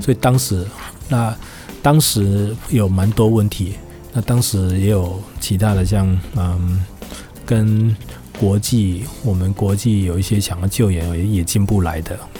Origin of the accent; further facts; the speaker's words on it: Taiwan; 我们台湾人